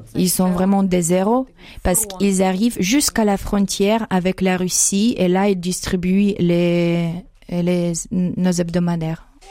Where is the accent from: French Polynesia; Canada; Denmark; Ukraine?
Ukraine; French is a second language; moved away as an adult; now in Colmar, France; chez nous en Ukraine